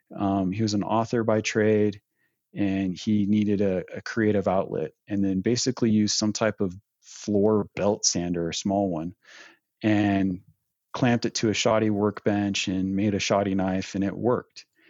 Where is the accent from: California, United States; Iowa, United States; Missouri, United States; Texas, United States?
California, United States; Northern; moved away as an adult; now in Provo, United States; originally born and raised in Northern California